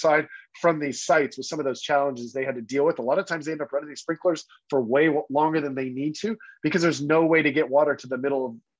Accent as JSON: {"language": "English", "region": "Texas", "country": "United States", "tie": "born or raised there", "said": "I grew up in Texas"}